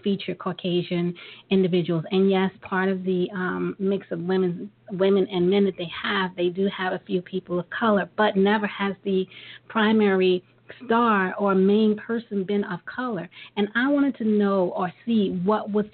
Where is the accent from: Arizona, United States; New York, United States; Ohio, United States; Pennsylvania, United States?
New York, United States; New York City; we're from Brooklyn